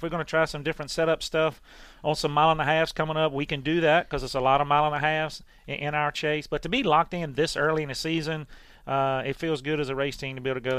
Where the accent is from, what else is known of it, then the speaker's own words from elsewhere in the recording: Emporia, Virginia, United States; Rick is from the same part of Virginia I'm from. He's from South here, Virginia. We're from Emporia.